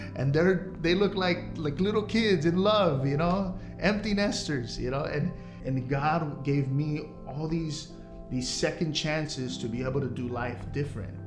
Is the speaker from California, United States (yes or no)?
yes; Los Angeles, California, United States; I'm from Los Angeles, California. I was born in Queen of Angels